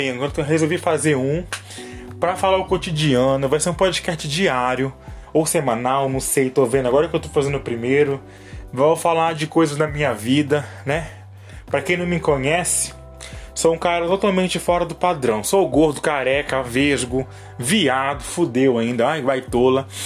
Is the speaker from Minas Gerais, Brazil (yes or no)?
no; Pará, Brazil; now in São Paulo, Brazil; Sou paraense, mas moro em São Paulo tem quatro anos.